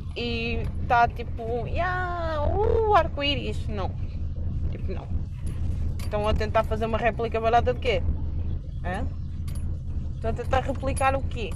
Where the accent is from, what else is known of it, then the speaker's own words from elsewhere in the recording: Coimbra, Centro, Portugal; eu não sou de viseu eu sou de Coimbra mesmo.